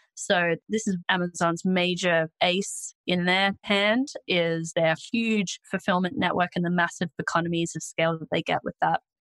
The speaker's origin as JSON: {"language": "English", "country": "Australia", "accent": "Australian", "said": "I'm Australian, if you couldn't already tell from my accent"}